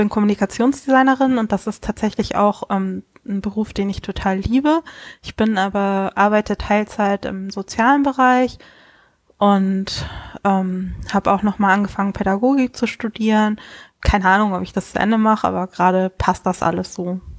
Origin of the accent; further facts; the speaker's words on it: Kiel, Schleswig-Holstein, Germany; ja, ich komme aus Kiel, bin gefühlt ein Nordlicht, selbst wenn ich hier nicht geboren bin.